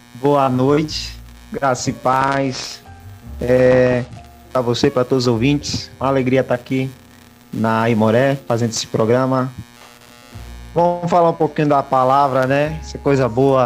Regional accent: Piritiba, Bahia, Brazil; also born or lived in Biritinga / São Paulo; now in Tapiramutá, Brazil; nasci em Biritinga, mas hum, passei aí por Piritiba na minha infância, e adolescência e um pouquinho da juventude.

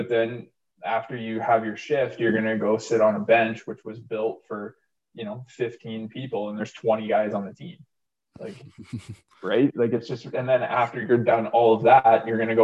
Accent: Pickering, Ontario, Canada; my childhood home, my hometown of Pickering

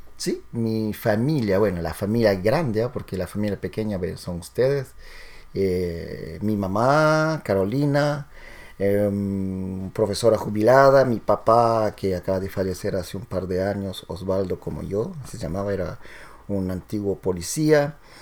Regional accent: Peru; moved away; como buen latino, buen peruano

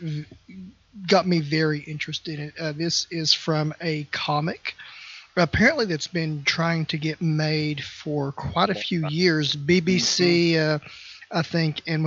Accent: West Virginia, United States; now in Kentucky, United States; I grew up in West Virginia. I live in Kentucky

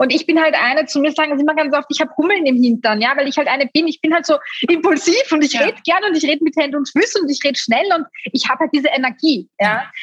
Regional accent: Styria, Austria; bei uns in Österreich

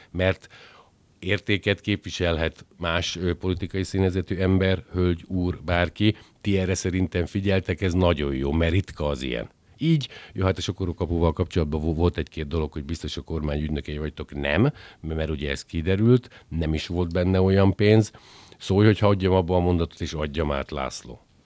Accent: Győr, Győr-Moson-Sopron, Hungary; én győriként

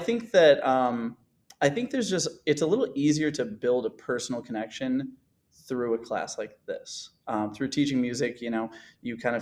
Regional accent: Frankfort, Illinois, United States; I'm from the Summit Hill district, born and raised in Frankfort.

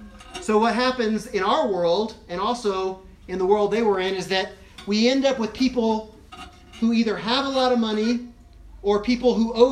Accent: Equatorial Guinea; When I grew up in Africa, originally we lived in a big city, and I use that term very loosely, a big city like the size of Laramie, in Equatorial Guinea, the biggest city in the country at the time

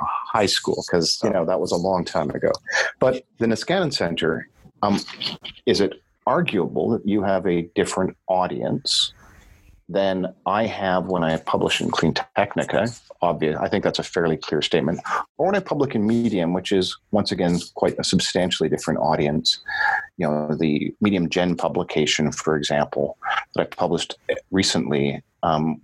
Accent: Canada; also born or lived in Europe; I'm a Canadian, I live in a social democracy

